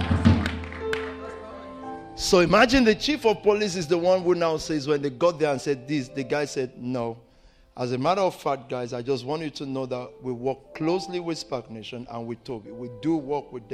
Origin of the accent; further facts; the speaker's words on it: Nigeria; I'm Nigerian to my heart.